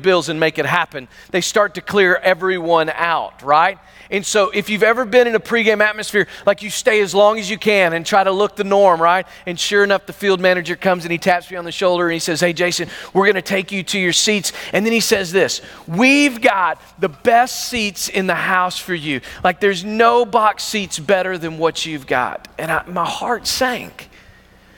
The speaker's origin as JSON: {"language": "English", "town": "Pickles Gap", "region": "Arkansas", "country": "United States", "tie": "born or raised there", "said": "I'm from Pickles Gap, Arkansas"}